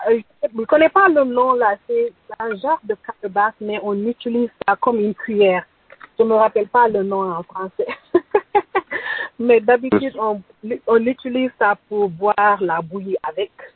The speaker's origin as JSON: {"language": "French", "town": "Tambacounda", "region": "Tambacounda Region", "country": "Senegal", "said": "Je viens du Sénégal, plus précisément à Tambacounda, au fond du Sénégal"}